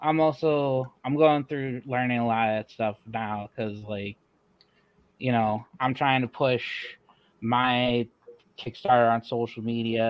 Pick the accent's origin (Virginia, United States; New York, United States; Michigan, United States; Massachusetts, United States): Michigan, United States; I'm from Michigan, so we have a, like, I guess what you'd call like a middle-sized